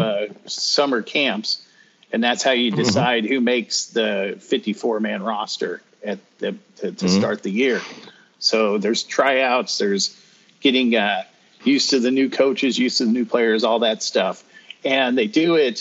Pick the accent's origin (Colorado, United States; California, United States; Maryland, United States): Colorado, United States; Greeley; moved away as an adult; also born or lived in Denver, Colorado; now in North Carolina, United States; raised in northern Colorado in a city called Greeley.